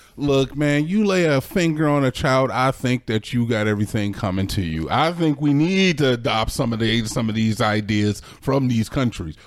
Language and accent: English; United States